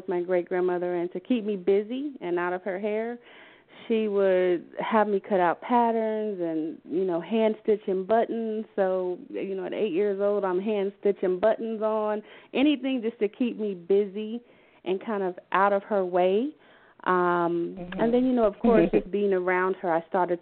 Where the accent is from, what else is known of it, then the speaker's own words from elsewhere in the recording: Wichita, Kansas, United States; now in Atlanta, United States; I'm from Wichita, Kansas